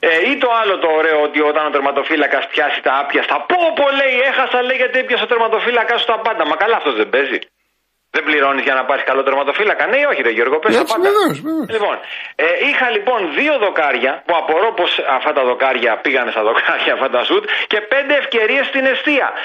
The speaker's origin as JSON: {"language": "Greek", "country": "Greece", "said": "έτσι τώρα σαν Έλληνας επειδή ο Τζαβέλας παίζει στην Εθνική Ελλάδος θέλω να στυλιτεύσω τη συμπεριφορά του"}